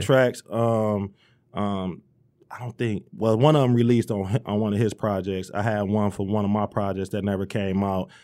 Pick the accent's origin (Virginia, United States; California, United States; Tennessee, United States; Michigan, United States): Michigan, United States; Romulus; also born or lived in Dearborn, Michigan; I'm from Romulus. Uh, I was born in Dearborn, but, you know, the fam was already in Romulus